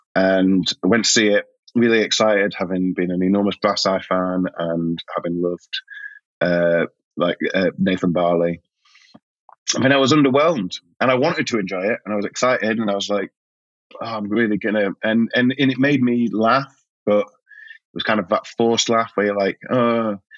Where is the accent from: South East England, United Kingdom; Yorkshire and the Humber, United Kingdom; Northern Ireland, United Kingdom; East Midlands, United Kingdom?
Yorkshire and the Humber, United Kingdom; also born or lived in South East London; now in London, United Kingdom; I'm a Yorkshireman